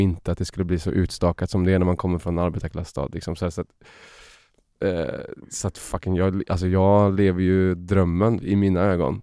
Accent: Uddevalla, Västra Götaland, Sweden; jag växte upp i Bohuslän

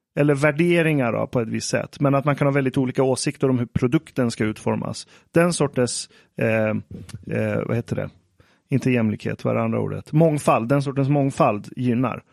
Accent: Iran; om jag som iranier går till en nyhetsredaktion

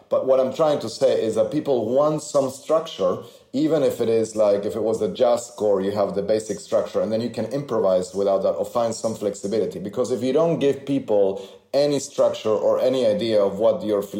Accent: Argentina; moved away; I grew up in Argentina

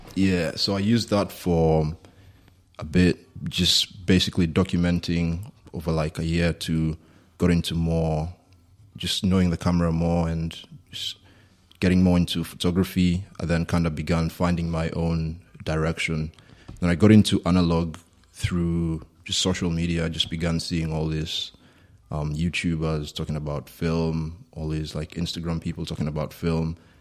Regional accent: Kenya; moved away as an adult; also born or lived in United States; now in Berlin, Germany; I grew up in Kenya, grew up in a small town in the middle of Kenya, lived there for first eighteen years of my life

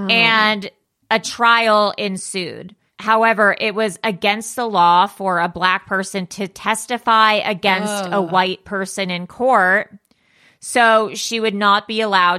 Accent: Los Angeles, California, United States; growing up in Los Angeles

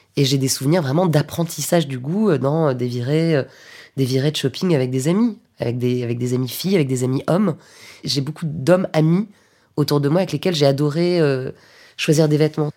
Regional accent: Paris, Île-de-France, France; also born or lived in Lyon; moi je suis parisienne, mais j'ai étudié à Lyon à un moment

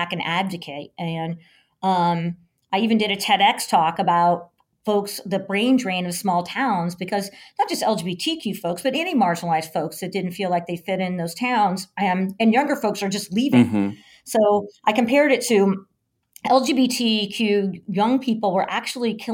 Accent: Kansas, United States; moved away; growing up in Kansas

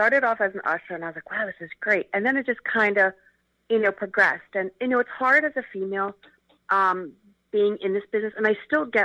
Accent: Philadelphia, Pennsylvania, United States; we grew up together in Philly

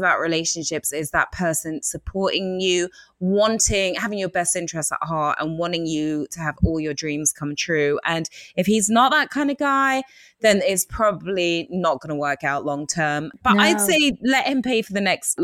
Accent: England, United Kingdom; accent: English; my English accent

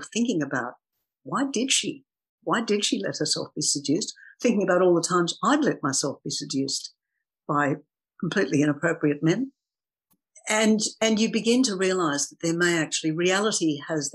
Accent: Sydney, New South Wales, Australia; I grew up in Sydney, and I actually grew up very near the harbour

